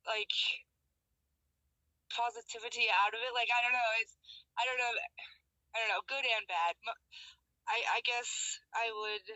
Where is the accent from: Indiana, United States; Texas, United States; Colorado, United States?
Colorado, United States; now in Utah, United States; I'm from Colorado. I'm living in Utah right now.